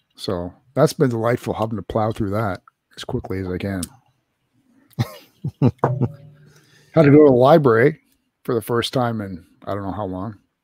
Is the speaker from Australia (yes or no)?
no; Canada; as a Canadian